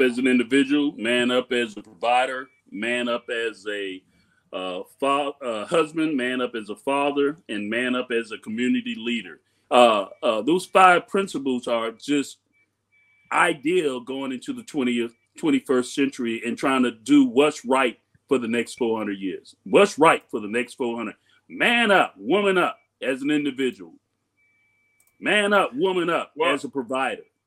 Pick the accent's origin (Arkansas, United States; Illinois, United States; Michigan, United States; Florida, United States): Florida, United States; Miami; Growing up in Miami